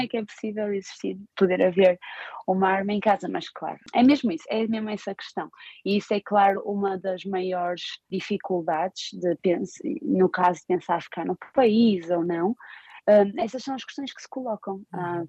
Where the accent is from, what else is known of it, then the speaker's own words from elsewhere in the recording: Portugal; moved away as an adult; also born or lived in Finland / Austria / Switzerland; now in Baltimore, United States; como portuguesa e como europeia